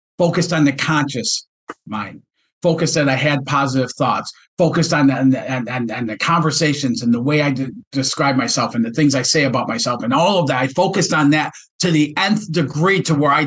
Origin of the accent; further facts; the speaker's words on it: Detroit, Michigan, United States; this kid from Detroit